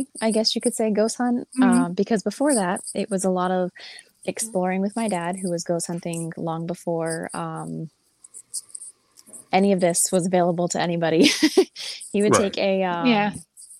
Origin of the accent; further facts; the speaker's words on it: New England, United States; I was born and raised in New England